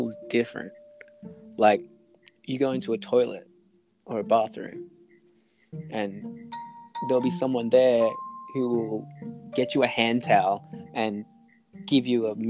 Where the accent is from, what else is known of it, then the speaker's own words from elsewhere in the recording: Australia; we're from Australia